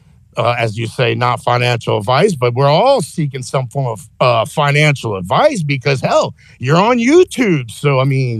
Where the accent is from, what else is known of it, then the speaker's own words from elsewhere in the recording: United States; as an American